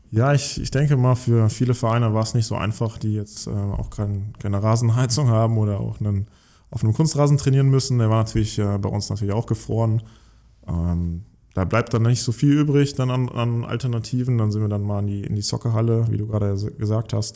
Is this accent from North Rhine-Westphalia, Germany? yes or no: no; near Giessen, Hesse, Germany; moved away; Ich, ich komme aus der Nähe von Gießen in einem kleinen Dorf und äh, habe wirklich mit fünf, sechs Jahren schon angefangen, Fußball zu spielen mit Freunden auf einem Bolzplatz direkt hinter unserer Wohnung